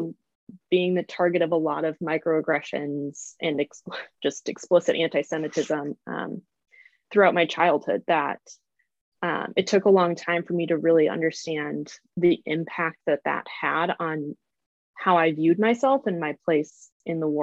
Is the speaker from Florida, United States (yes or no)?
no; just outside of Chicago, Illinois, United States; I grew up just outside of Chicago